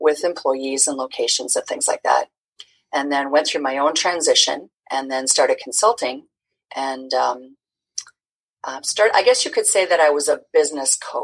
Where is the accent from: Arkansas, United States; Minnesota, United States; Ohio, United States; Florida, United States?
Minnesota, United States; Twin Cities; getting this show off the ground in, you know, my hometown